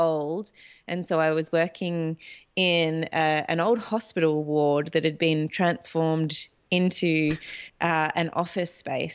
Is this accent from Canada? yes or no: no; Australia; as a Australian